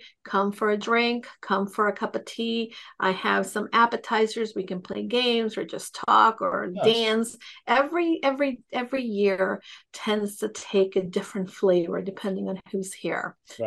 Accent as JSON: {"language": "English", "town": "New York City", "region": "New York", "country": "United States", "tie": "born or raised there", "also_born_or_lived": "El Salvador", "moved": "as an adult", "lives_now": "Connecticut, United States", "said": "I am partially from New York, but to be quite honest, I'm from also El Salvador. I spent the first 10 years of my life there."}